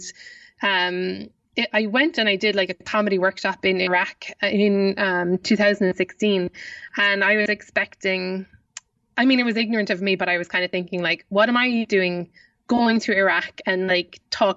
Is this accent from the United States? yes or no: no; Ireland; accent: Irish; I hope that I've kept up my Irish accent sufficiently